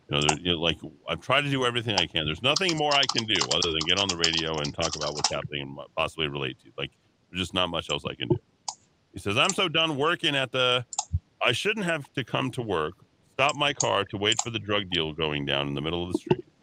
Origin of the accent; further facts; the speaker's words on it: Albuquerque, New Mexico, United States; I like Albuquerque because it is interesting and it's my hometown.